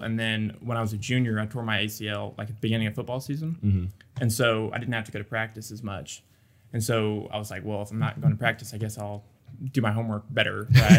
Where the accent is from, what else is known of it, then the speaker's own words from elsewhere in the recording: Dickinson, Texas, United States; So I'm from Dickinson, which is near Galveston, between Houston and Galveston. Grew up there my whole life.